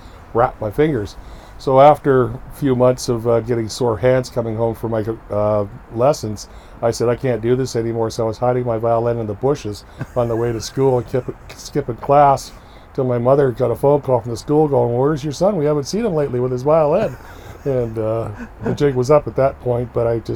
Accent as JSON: {"language": "English", "town": "Victoria", "region": "British Columbia", "country": "Canada", "tie": "born or raised there", "said": "my family was so entrenched in Victoria, and I grew up in Victoria"}